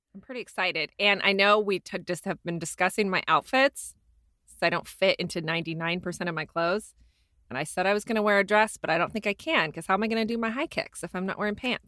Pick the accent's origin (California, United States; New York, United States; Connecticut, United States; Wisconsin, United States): California, United States; Ventura; I was from Ventura.